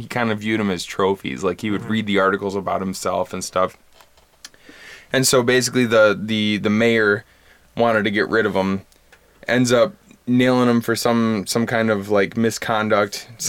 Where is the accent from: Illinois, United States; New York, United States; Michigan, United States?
Michigan, United States; Bad Axe; my hometown of Bad Axe, Michigan